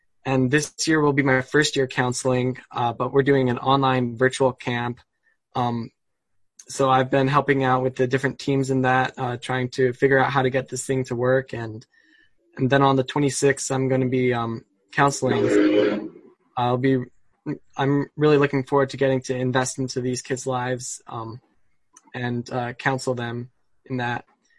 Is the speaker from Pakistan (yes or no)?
no; Poland; born there; Well, I was born in Poland to missionary parents.